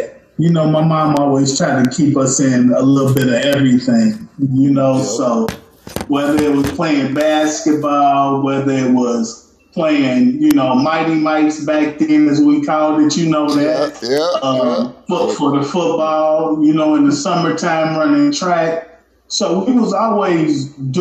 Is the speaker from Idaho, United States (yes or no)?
no; Columbia, Missouri, United States; I come from Columbia, Missouri. I lived at Hackberry, that's north side of the town in Columbia